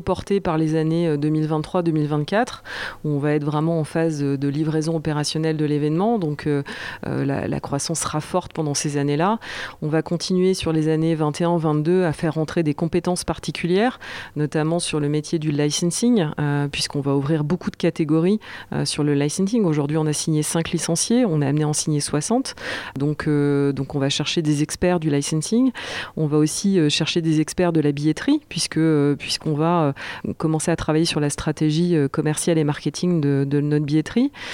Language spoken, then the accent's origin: French; Jura, Bourgogne-Franche-Comté, France; j'ai grandi, euh, j'ai grandi dans le Jura